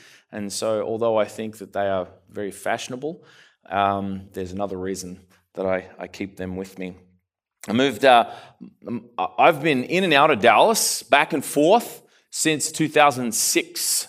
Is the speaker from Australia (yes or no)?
yes; Australia; also born or lived in Canada; I'm from further south. I'm from Australia. The funny thing is I lived in Canada for a while too. So my accent's kind of all messed up.